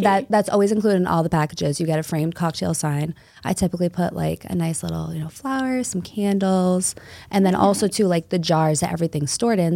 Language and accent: English; Somerville, Massachusetts, United States; now in Revere, United States; I grew up in Somerville, Mass, so right outside the city.